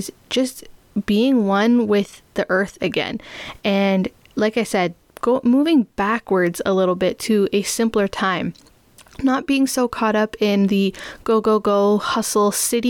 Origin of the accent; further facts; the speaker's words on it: Toronto, Ontario, Canada; also born or lived in Guelph; I grew up in Toronto, still live in Toronto with my parents